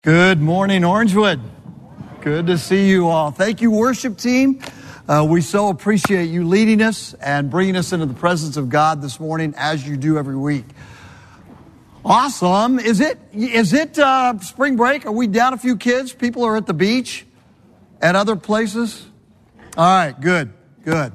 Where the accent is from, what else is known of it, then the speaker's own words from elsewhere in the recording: Southern California, United States; moved away as an adult; also born or lived in Connecticut; I'm from Southern California